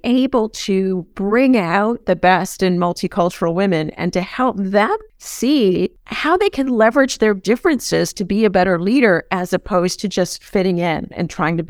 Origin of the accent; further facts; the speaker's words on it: San Diego, California, United States; moved away as an adult; also born or lived in Vermont; So I grew up in San Diego